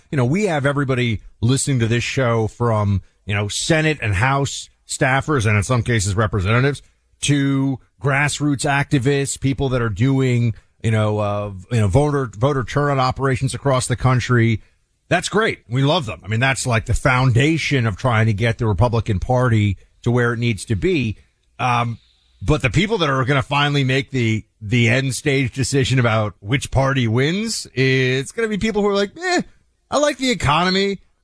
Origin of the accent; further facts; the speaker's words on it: United States; I am an American.